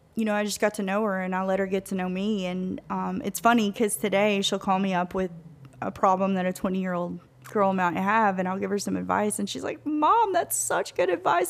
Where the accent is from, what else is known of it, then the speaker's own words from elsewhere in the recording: Tennessee, United States; moved away as an adult; also born or lived in Louisiana; we're from Tennessee